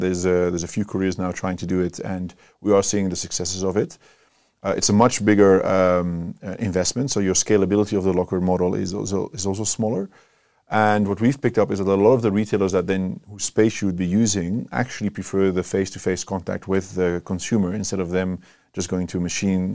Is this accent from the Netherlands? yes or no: yes; Netherlands; moved away as an adult; also born or lived in Cape Town, South Africa; now in South Africa; We're from the Netherlands.